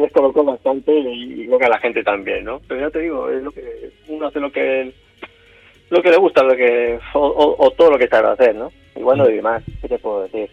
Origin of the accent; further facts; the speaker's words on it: Barcelona, Catalonia, Spain; also born or lived in L'Hospitalet de Llobregat; nací en Barcelona, pero nací en el, el Valle de aquí de Barcelona, que en aquella época creo que se llamaba Generalísimo Franco